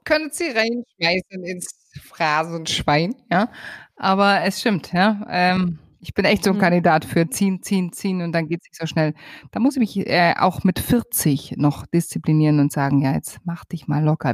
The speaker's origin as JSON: {"language": "German", "region": "Bavaria", "country": "Germany", "tie": "born or raised there", "said": "ich stehe halt einfach auf meine Heimat und auf meinen Bayern"}